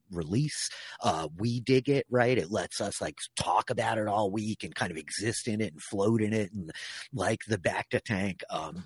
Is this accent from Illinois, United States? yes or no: no; Long Island, New York, United States; I'm from Long Island, you know. I was born on the sand dunes of downstate New York